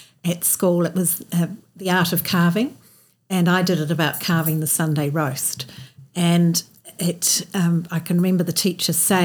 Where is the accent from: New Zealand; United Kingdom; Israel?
New Zealand; Oamaru, Otago; I was born there. Grew up in Solway Street. My father built the house there